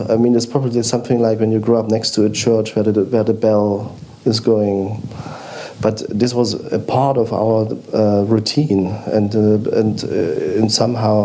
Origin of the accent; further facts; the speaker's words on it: East Germany, Germany; we grew up in East Germany